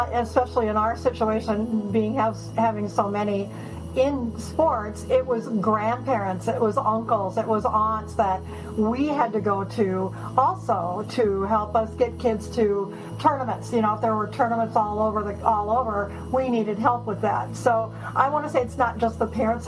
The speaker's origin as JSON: {"language": "English", "region": "Minnesota", "country": "United States", "said": "I'm hailing from Minnesota, the state of hockey"}